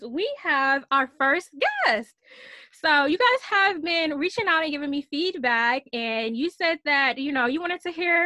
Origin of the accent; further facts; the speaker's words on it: Michigan, United States; I'm from Michigan